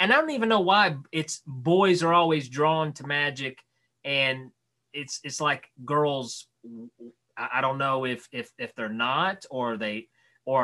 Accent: Knoxville, Tennessee, United States; right outside of Knoxville, Tennessee

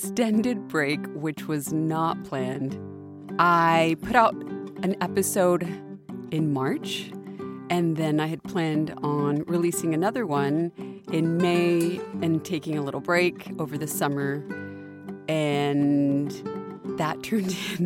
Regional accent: Del Rio, Texas, United States; my hometown of Del Rio, Texas

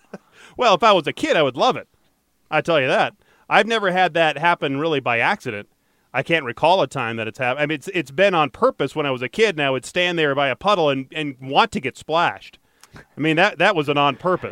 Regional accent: Detroit, Michigan, United States; Growing up in Detroit

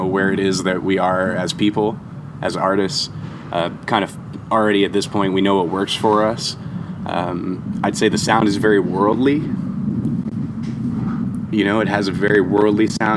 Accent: New York City, New York, United States; moved away as an adult; also born or lived in Long Island; now in Los Angeles, United States; I'm from Manhattan, then moved to Long Island

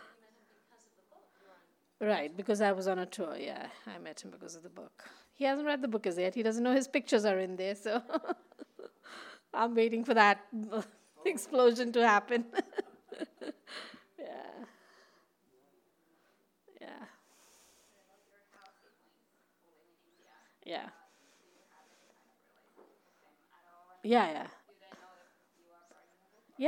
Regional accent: India; moved away; in India when I was growing up

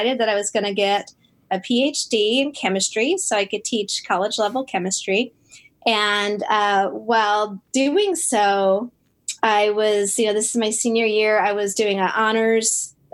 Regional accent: Buffalo, New York, United States; moved away as an adult; also born or lived in Geneva, New York; I was born in Buffalo, New York

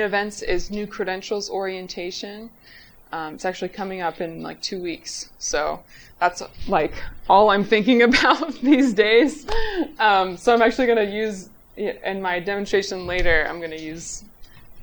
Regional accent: Lancaster, Pennsylvania, United States; I'm from Lancaster, Pennsylvania. I grew up there

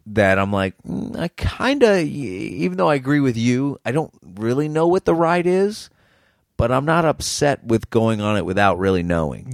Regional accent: Boston, Massachusetts, United States; an American, especially someone from Boston

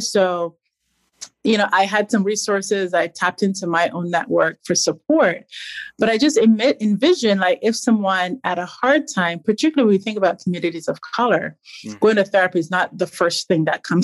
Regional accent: Barbados; I grew up in Barbados

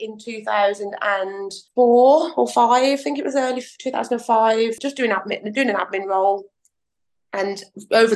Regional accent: Birmingham, West Midlands, United Kingdom; I was born and raised in Birmingham

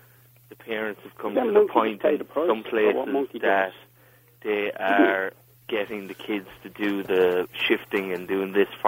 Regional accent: west of Ireland, Ireland; moved away as an adult; now in Limerick, Ireland; I'm not from Limerick myself. I'm from the west of Ireland, and I came up here a couple of years ago to start college, and I just stayed up around here.

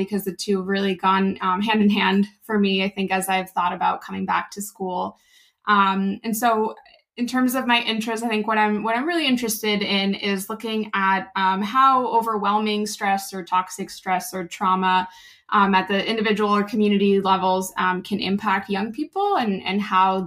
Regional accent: Argentina; now in Philadelphia, United States; I am originally from Argentina. I moved back and forth a few times and came to Philly for grad school about 10 years ago

